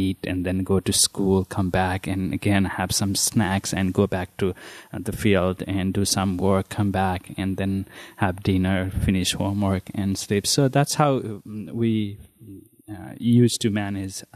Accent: Gorkha, Gandaki Province, Nepal; moved away as an adult; now in Amherst, United States; I grew up in the mid-hills of Nepal, which is known as Gorkha

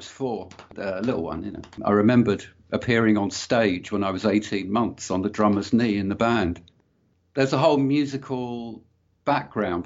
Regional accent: London, United Kingdom; I grew up in London, in northwest London, Willesden, Hampstead, that sort of area

